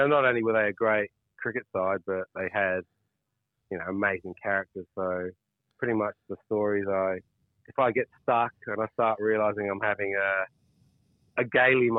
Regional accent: England, United Kingdom; now in Australia; I'm an English cricketer.

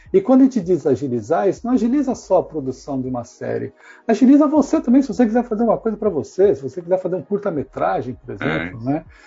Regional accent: Brazil; moved away as an adult; now in England, United Kingdom; nós brasileiros somos muito rápidos

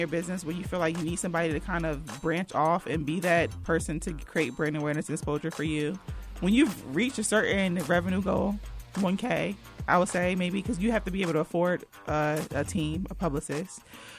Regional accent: New Jersey, United States; now in North Carolina, United States; So we talked about like us growing up in New Jersey and then moving to North Carolina

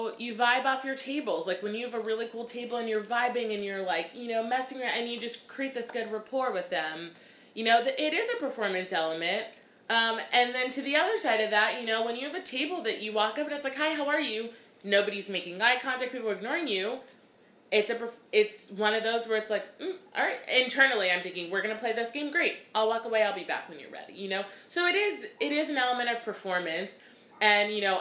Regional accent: Orlando, Florida, United States; moved away as an adult; also born or lived in Brooklyn, New York; now in New York, United States; I grew up in Orlando, Florida, actually. I was born in Brooklyn. I lived here till I was about 7. And then me and my mom and my brother, we moved to Florida, Orlando. And then that's where I spent most of my life

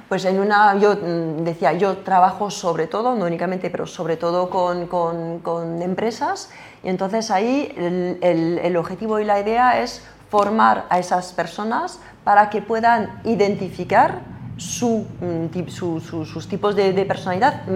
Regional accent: France; accent: French; Spanish is a second language; moved away; yo soy francesa

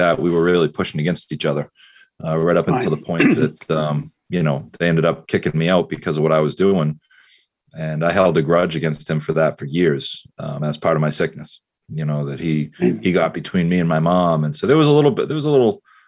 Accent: Beverly, Massachusetts, United States; I grew up in Beverly, my mother, my stepfather, my siblings, went to Beverly High School

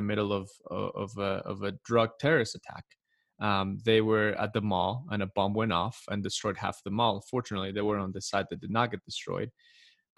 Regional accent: Medellin, Antioquia, Colombia; now in United States; I was born and raised in Colombia, Medellin, Colombia, beautiful country

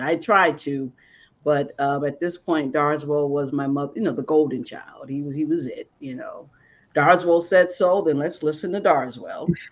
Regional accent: Boston, Massachusetts, United States; I'm from Boston

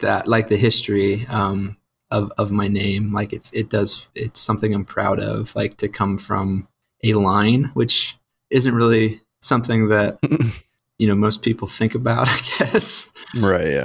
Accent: St. Louis, Missouri, United States; moved away as an adult; now in Georgia, United States; I grew up in St. Louis

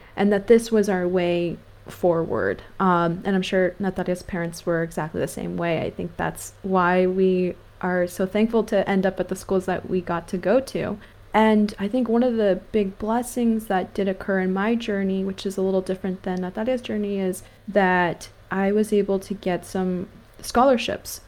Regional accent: California, United States; I grew up in California

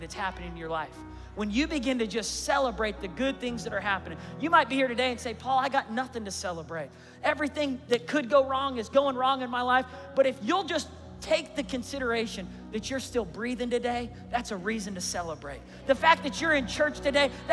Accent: Tulsa, Oklahoma, United States; I grew up in Tulsa.

